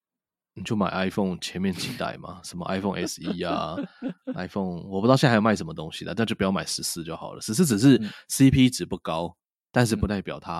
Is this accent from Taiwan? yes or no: yes; Taiwan; 我们身为台湾人，